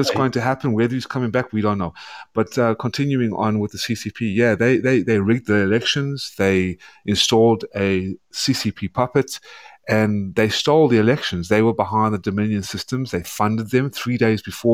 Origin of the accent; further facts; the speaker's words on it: South Africa; also born or lived in Atlanta, Georgia, United States; now in United States; I come from South Africa. I had to flee. My family fled Nazi Germany. Were mostly wiped out. They fled to South Africa. That's where I was born